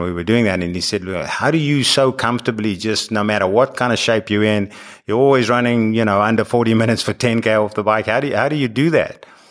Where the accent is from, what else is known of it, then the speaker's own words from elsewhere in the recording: South Africa; moved away as an adult; now in United States; growing up in South Africa where the Comrades Marathon is the thing